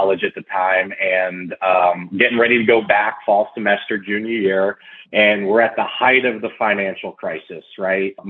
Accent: Fairfield County, Connecticut, United States; moved away as an adult; now in Houston, United States; So I was born and raised in Connecticut, right outside of Manhattan, about 50 miles north in Fairfield County, before I ultimately moved to Houston about 7 or 8 years ago.

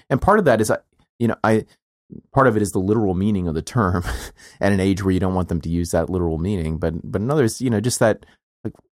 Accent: South Carolina, United States; moved away as an adult; I'm from South Carolina

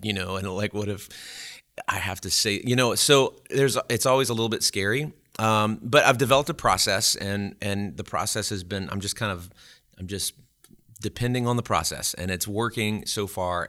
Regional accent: Alexandria, Louisiana, United States; moved away as an adult; also born or lived in Baton Rouge, Louisiana / Natchitoches, Louisiana; Well, I'm from Alexandria, Louisiana originally, which is, is not too far, terribly far from here. And, uh, I was born and raised there

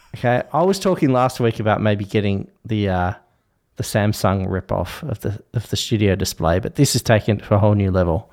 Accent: Tasmania, Australia; I was born in Tasmania

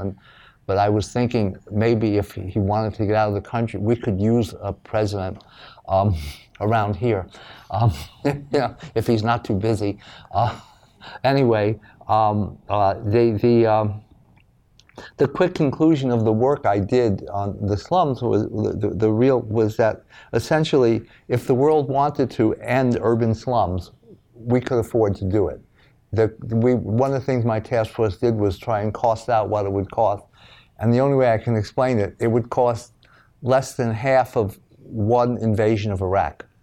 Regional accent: New York City, New York, United States; I'm from New York.

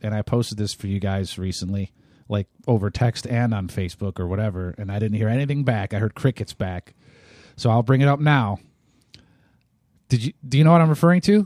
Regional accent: Ohio, United States; moved away; I'm from Ohio originally

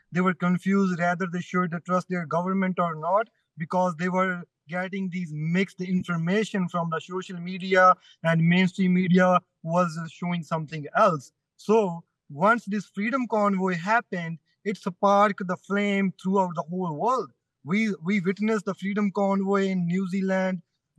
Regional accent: Canada; So being Canadian, right?

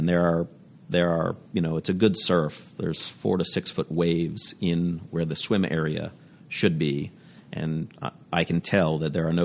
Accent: Florida, United States; I'm from Florida in the States.

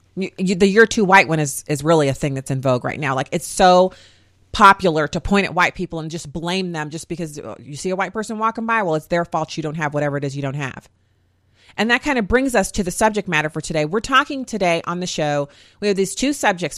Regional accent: United States; I'm an American

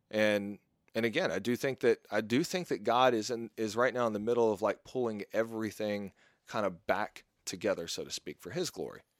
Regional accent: Mississippi, United States; moved away; also born or lived in Texas; I grew up in Mississippi while I was living with my mom

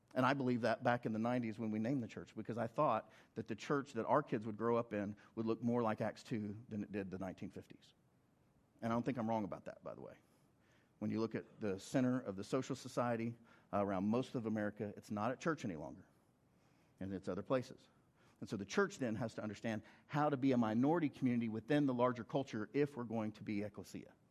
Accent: Oklahoma, United States; I'm from Oklahoma

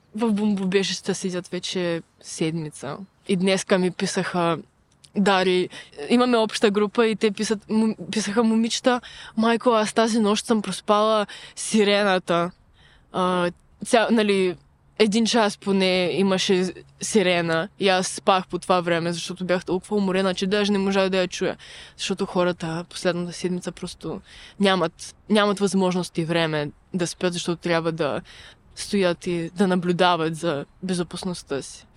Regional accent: Ukraine; now in Bulgaria; аз съм украинка

